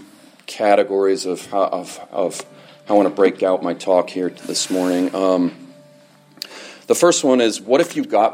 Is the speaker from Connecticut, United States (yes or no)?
yes; Fairfield, Connecticut, United States; I grew up in Fairfield, Connecticut, right down the road